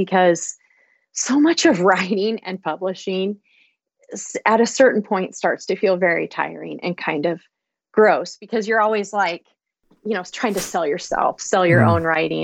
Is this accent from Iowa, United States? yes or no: yes; Iowa, United States; my home state of Iowa